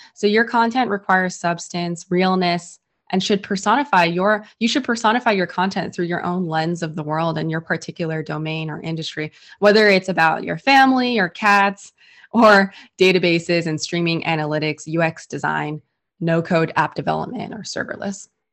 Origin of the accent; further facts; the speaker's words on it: San Francisco, California, United States; I was born and raised in San Francisco